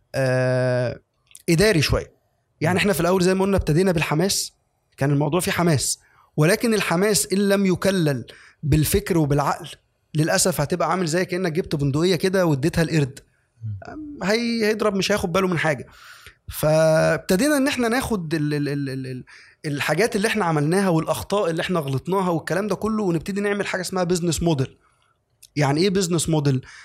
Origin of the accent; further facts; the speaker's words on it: Egypt; عندنا في مصر